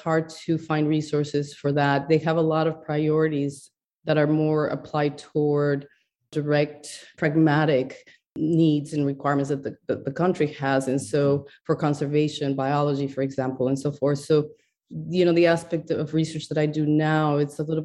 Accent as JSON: {"language": "English", "country": "Ecuador", "tie": "born or raised there", "moved": "yes", "said": "I was in Ecuador, you know, I'm from Ecuador originally, and I was born in a household of four girls."}